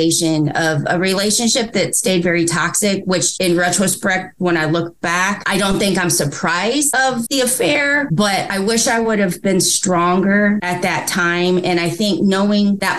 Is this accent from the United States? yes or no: yes; Indiana, United States; I'm from Indiana